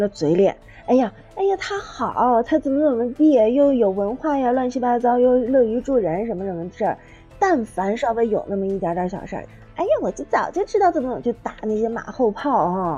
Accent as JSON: {"language": "Chinese", "area": "near Changbai Mountain", "region": "Northeast China", "country": "China", "tie": "born or raised there", "said": "长白山不是离我们， 离我老家比较近吗"}